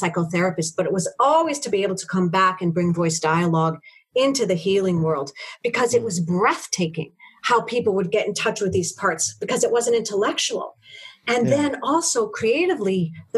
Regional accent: New York City, New York, United States; I'm a small white woman, and I grew up in Harlem

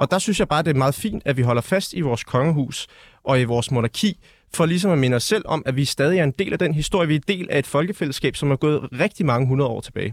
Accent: Denmark; vi er født danskere

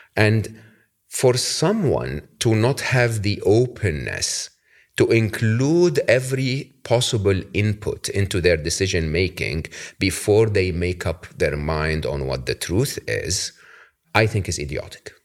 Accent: Egypt; moved away; I'm from Egypt, Your Holiness, originally

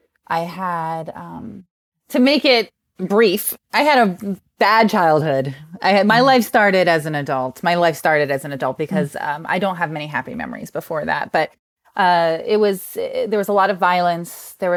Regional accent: New Jersey, United States; I grew up in New Jersey, if you can't tell from the terrible accent.

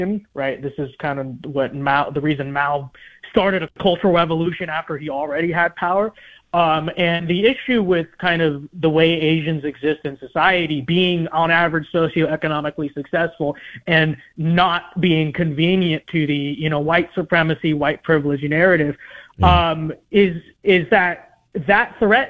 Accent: Los Angeles, California, United States; I grew up in Los Angeles. And I went to public school in Los Angeles

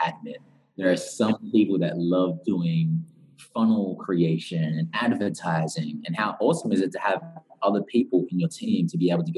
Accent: Newcastle, New South Wales, Australia; moved away as an adult; also born or lived in Central Coast, Australia; now in Bali, Indonesia; I grew up in Australia, very close to Sydney, in a place called Newcastle at first, about 2 hours away from Sydney. Mm. And then I started to go to high school on the Central Coast, which is about an hour from Sydney.

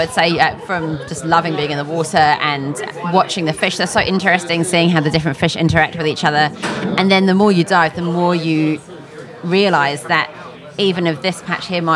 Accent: just south of London, South East England, United Kingdom; moved away; I grew up in England, just south of London

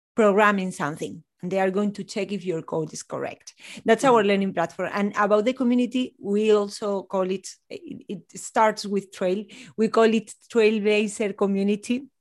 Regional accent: Spain; also born or lived in north of Spain / Ceuta; now in Granada, Spain; I'm from Spain. I'm based in Granada, in the south of Spain, near to the Sierra Nevada mountains

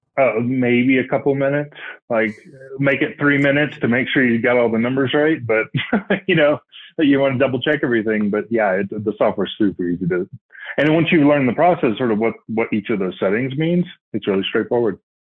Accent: Northwest Florida, United States; now in Colorado, United States; currently living in Colorado, uh, grew up in Florida. So, Northwest Florida, so the Alabama part of Florida

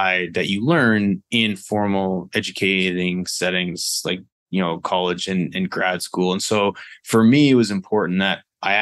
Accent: Vernon, British Columbia, Canada; moved away; I'm originally from Canada, grew up in Canada on the West Coast, Vernon, British Columbia

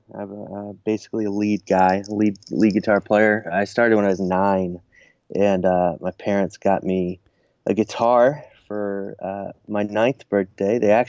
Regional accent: Washington, United States; also born or lived in Southern California / Nashville, Tennessee; No, I grew up, I was born in Washington State, and then traveled around a little bit. Spent some time in Southern California, and also about 20 years in Nashville, Tennessee.

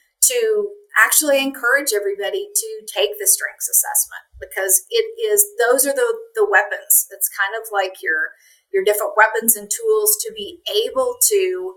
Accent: Appalachia, Eastern Kentucky, United States; I grew up in Appalachia in Eastern Kentucky

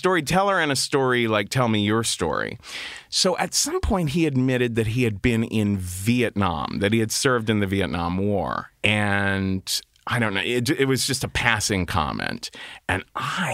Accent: Cincinnati, Ohio, United States; I grew up in Cincinnati, Ohio, very Republican, very conservative, very Catholic

